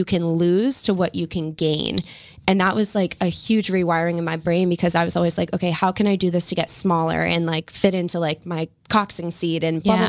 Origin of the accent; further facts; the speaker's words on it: Acushnet, Massachusetts, United States; moved away as an adult; also born or lived in San Diego; I'm from Acushnet. You have likely never heard of it. It's a small town. It's a farm town.